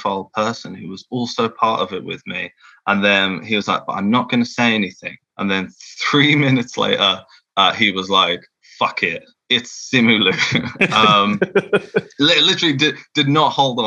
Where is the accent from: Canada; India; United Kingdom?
United Kingdom; England; accent: English; I've got my awful English accent